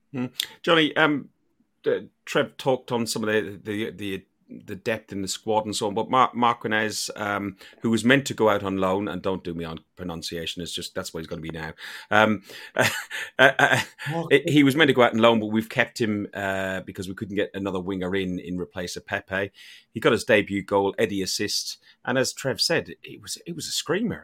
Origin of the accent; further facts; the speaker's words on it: Ireland; being an Irishman